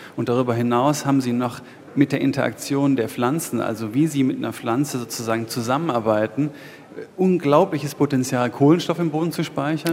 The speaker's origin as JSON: {"language": "German", "region": "East Brandenburg", "country": "Germany", "tie": "born or raised there", "said": "wenn ich dort groß geworden bin und das meine Heimat ist"}